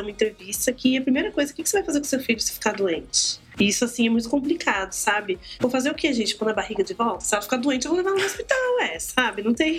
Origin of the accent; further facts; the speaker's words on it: São Paulo, Brazil; moved away as an adult; now in Guarulhos, Brazil; eu sou do Capão Redondo, hoje eu moro em Guarulhos, mas eu sou do Capão Redondo, gente. Então, assim, eu morei lá até os 23 anos